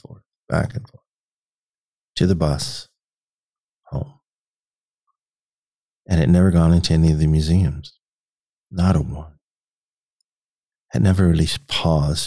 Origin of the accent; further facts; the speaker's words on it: Washington, District of Columbia, United States; also born or lived in Petersburg, Virginia; now in Omaha, United States; I grew up in Washington, D.C.